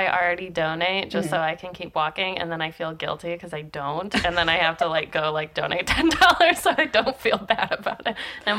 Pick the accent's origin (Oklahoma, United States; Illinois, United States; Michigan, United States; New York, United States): Michigan, United States; I'm from Michigan